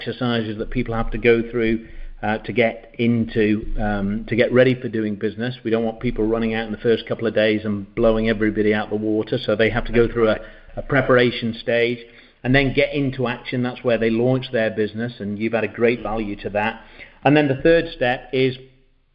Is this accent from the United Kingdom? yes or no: yes; England, United Kingdom; moved away as an adult; now in Uruguay; I'm from England. I'm from the UK, and we've been over here now for 7 years